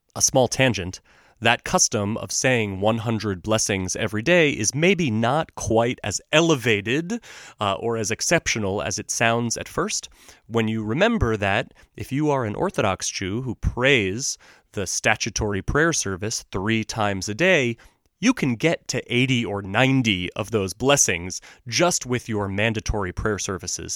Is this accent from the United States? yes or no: yes; United States; us as American Jews